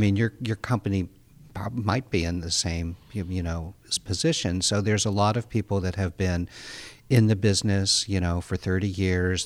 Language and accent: English; outside Pittsburgh, Pennsylvania, United States; I grew up outside Pittsburgh, Pennsylvania